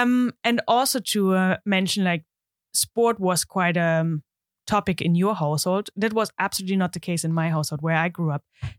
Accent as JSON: {"language": "English", "region": "East Germany", "country": "Germany", "tie": "born or raised there", "second_language": "English", "lives_now": "Netherlands", "said": "I think you can hear I'm not Dutch. I'm German. I'm born and raised in Germany, in the east of Germany, in a small town there."}